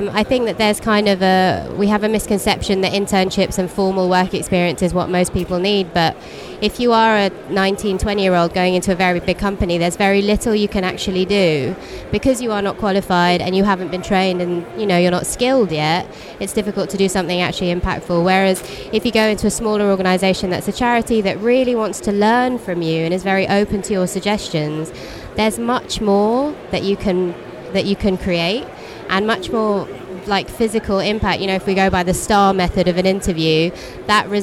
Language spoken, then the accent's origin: English; London, United Kingdom; I'm from London